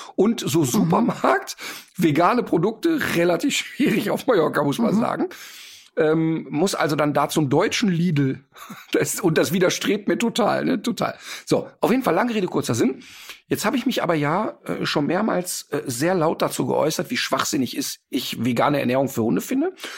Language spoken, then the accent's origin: German; Austria; bei uns in Österreich